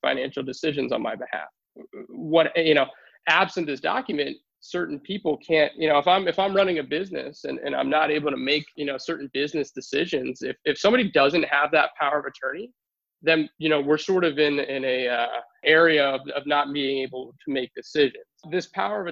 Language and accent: English; Newtown, Pennsylvania, United States; also born or lived in Philadelphia, Pennsylvania; I made my way back out here to Newtown, to my hometown